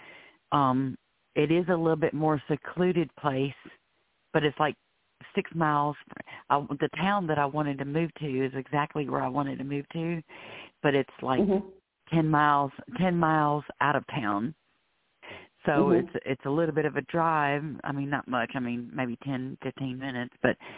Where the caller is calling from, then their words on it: Florida, United States; I'm calling from Florida.